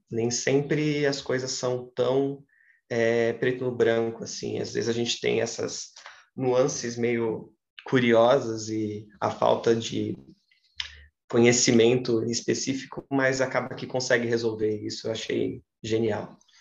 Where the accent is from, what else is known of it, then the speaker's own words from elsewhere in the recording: Santa Catarina, Brazil; also born or lived in Ceará; eu queria voltar para Santa Catarina, sempre deixei isso muito claro para mim, que gostava de lá, mas gostava de lá para estudar e queria muito voltar para minha terra.